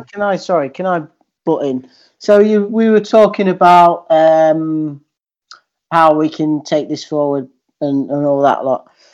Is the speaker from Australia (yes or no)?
no; Skegness, East Midlands, United Kingdom; also born or lived in Grimsby; I, I grew up as born in Grimsby, but grew up uh, just outside Skegness